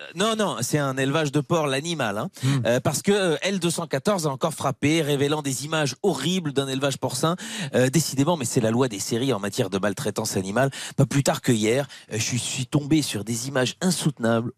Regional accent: Belgium; je suis belge

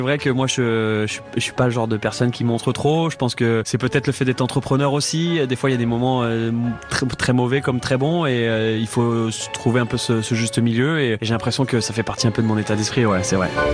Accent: France; now in Canada; remettre mon empreinte, euh, dans mon pays natal

